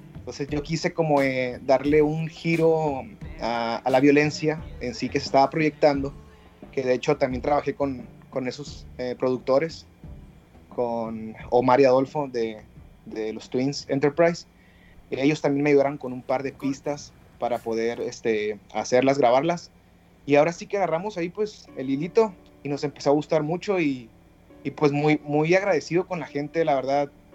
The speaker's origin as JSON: {"language": "Spanish", "town": "Mexicali", "region": "Baja California", "country": "Mexico", "tie": "born or raised there", "said": "director baja californiano, cachanilla"}